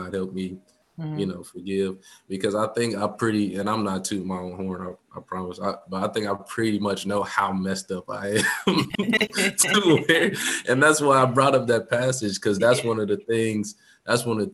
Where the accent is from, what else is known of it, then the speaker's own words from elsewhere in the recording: United States; we're American